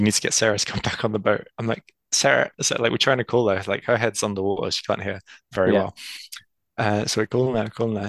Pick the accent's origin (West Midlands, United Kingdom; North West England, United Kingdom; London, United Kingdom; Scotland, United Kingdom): London, United Kingdom; also born or lived in North Cyprus; I'm originally from North Cyprus. That's where my background and family are from. But I've been born and raised in London